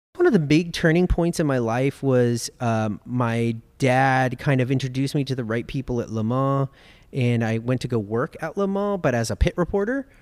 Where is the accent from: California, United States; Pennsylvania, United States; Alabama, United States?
California, United States; Los Angeles; I grew up in Los Angeles. I was born and raised in Los Angeles